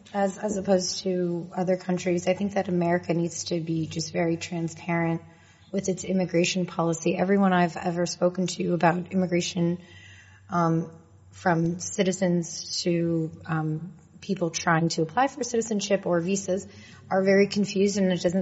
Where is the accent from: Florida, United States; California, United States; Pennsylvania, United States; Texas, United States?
Pennsylvania, United States; now in New York, United States; where I grew up in Pennsylvania